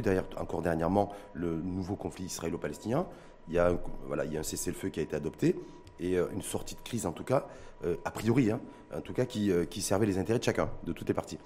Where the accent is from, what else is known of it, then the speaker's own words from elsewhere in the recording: Morocco; chez nous, au Maroc